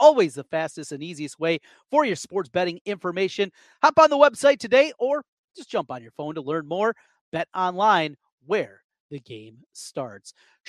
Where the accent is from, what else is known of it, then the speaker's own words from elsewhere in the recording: Osage, Iowa, United States; Hey, I grew up in Osage. I know all about you wrestlers.